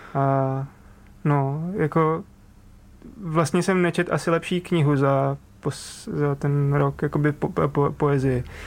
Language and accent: Czech; Přerov, Olomouc Region, Czechia; jsem z Přerova